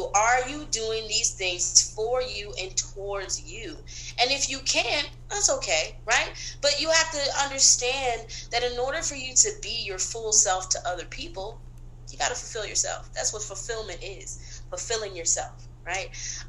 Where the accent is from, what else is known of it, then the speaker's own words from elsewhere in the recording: the South, United States; also born or lived in Brooklyn; now in Atlanta, United States; So I am from originally the South. My parents born and raised in Florida, different parts of Florida. I frequented Florida.